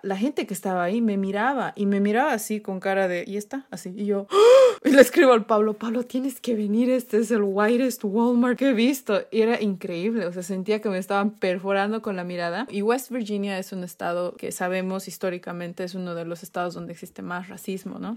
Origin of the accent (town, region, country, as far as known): Bolivia; moved away